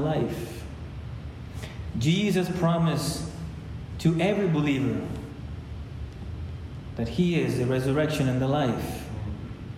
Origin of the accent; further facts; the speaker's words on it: Ecuador; now in United States; I was born in Ecuador